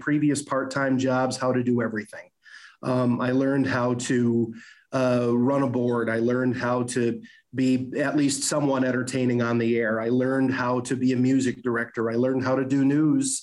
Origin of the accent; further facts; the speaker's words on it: Alpena, Michigan, United States; moved away as an adult; now in Cadillac, United States; I enjoyed living in Alpena. It's my home. It's my hometown